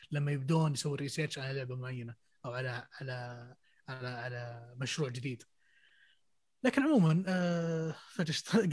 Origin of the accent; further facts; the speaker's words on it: Syria; يعني اوديسي يعني انا سوري بس اللعبه دي دائما ارجع لها كثير